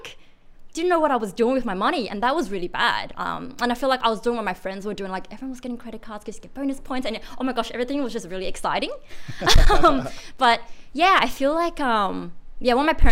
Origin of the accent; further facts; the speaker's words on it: Sydney, New South Wales, Australia; also born or lived in China; Did you grow up in Sydney? Yeah, I did. Well, when I was five to basically now